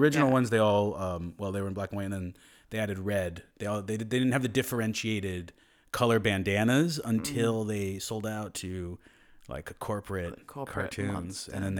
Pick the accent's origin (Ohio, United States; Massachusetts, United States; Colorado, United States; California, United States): Massachusetts, United States; Northampton; I grew up in Northampton, Massachusetts.